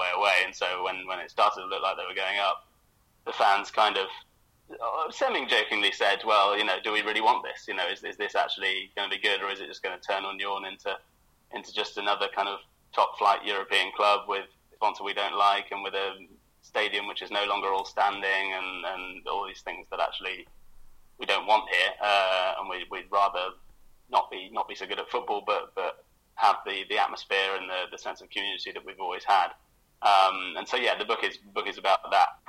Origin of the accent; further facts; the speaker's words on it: United Kingdom; now in Berlin, Germany; me as a British German